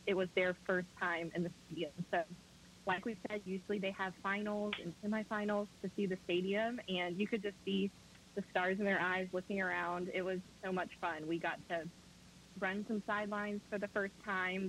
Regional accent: Fort Worth, Texas, United States; I am from Fort Worth, Texas

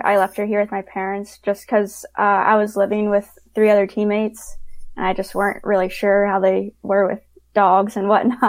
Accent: Wheeling, West Virginia, United States; I would say Wheeling, just because that's where I'm started, and like most people know, I'm from West Virginia. They don't even consider me from the Pittsburgh area.

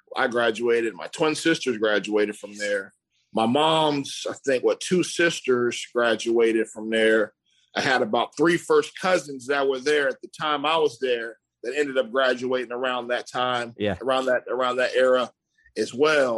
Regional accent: Tampa, Florida, United States; I'm from Tampa, Florida, and you know, grew up in Tampa, Florida

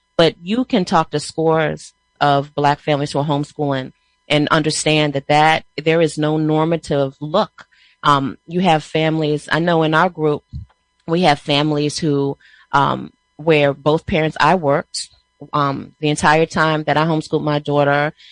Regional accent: Prince George's County, Maryland, United States; we're from Prince George's County, Maryland

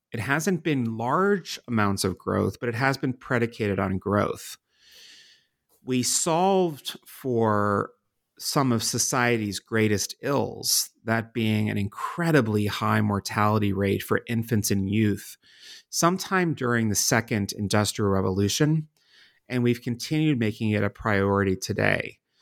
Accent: Pittsburgh, Pennsylvania, United States; moved away as an adult; also born or lived in Washington, D.C.; my home city of Pittsburgh, Pennsylvania, and my adopted city of Washington, D C

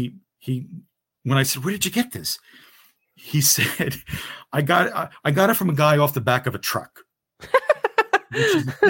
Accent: Newark, New Jersey, United States; I grew up in the Ironbound section of Newark, New Jersey, and then mm-hmm. Kearney across the river, you know, very urban.

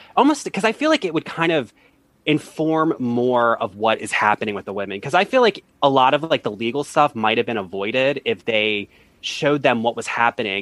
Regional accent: United States; also born or lived in Baltimore, Maryland / Washington, D.C.; I'm from, I lived in both places.

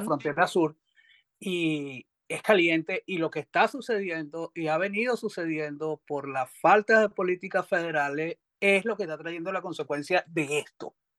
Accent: Venezuela; now in Texas, United States; como venezolano

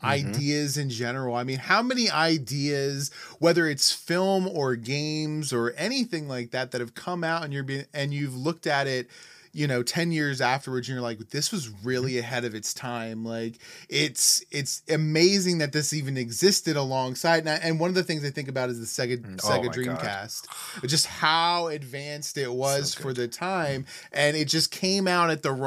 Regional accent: West Virginia, United States; We grew up in West Virginia

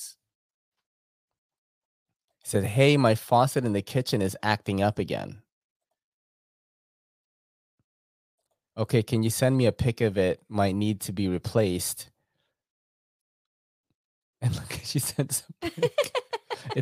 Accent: New York City, New York, United States; growing up in New York City

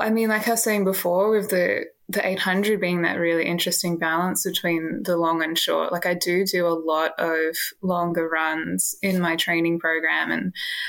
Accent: Canberra, Australian Capital Territory, Australia; moved away as an adult; also born or lived in Sydney; now in Melbourne, Australia; I grew up in Canberra

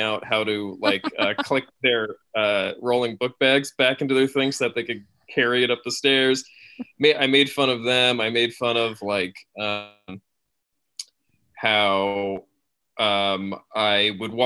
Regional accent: Schenectady, New York, United States; also born or lived in Queens, New York; I grew up in Schenectady, New York, which is right outside Albany

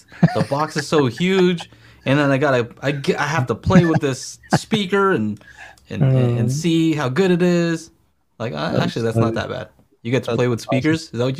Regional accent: Philippines; moved away; And I was born in the Philippines.

